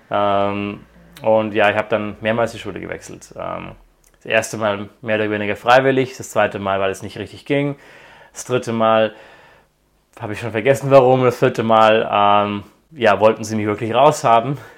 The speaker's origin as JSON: {"language": "German", "country": "Croatia", "tie": "born or raised there", "also_born_or_lived": "Germany", "said": "Also ich bin zwar in Deutschland geboren, aber als ich fünf Jahre alt war, sind meine Eltern nach Kroatien ausgewandert, haben dort angefangen für eine deutsche NGO zu arbeiten."}